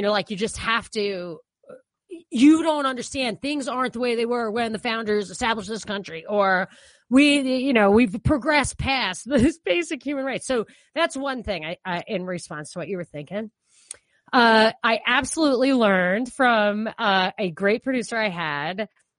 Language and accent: English; New York, United States; when I grew up in New York, my family, they weren't Republican.